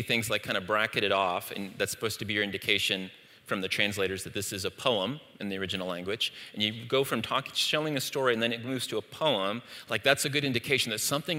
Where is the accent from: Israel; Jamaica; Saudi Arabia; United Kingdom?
Saudi Arabia; moved away; in the East, where I grew up in Saudi Arabia